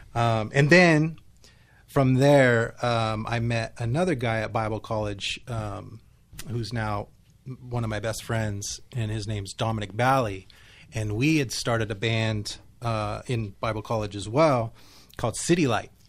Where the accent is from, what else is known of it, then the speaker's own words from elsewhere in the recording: Nipomo, California, United States; I am from Napomo, California